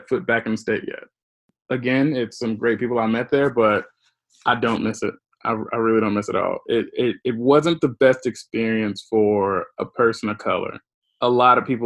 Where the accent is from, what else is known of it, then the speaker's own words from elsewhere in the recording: Houston, Texas, United States; moved away as an adult; also born or lived in Nebraska; I'm from Houston, right? Houston's a big city.